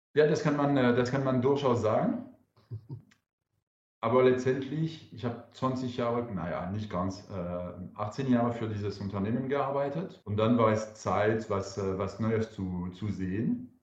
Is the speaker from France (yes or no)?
yes; France; German is a second language; now in Karlsruhe, Germany; Ich bin Franzose.